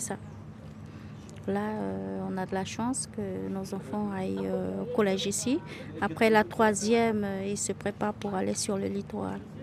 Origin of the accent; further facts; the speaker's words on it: Camopi, French Guiana; also born or lived in Cayenne; je suis, née à Cayenne, mais je suis de Camopi